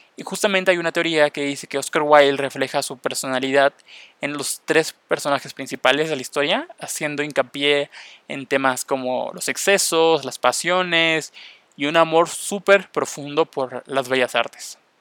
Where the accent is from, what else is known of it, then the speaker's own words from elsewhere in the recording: Mexico; first language Spanish; yo soy de México, hablo español y me interesa aprender inglés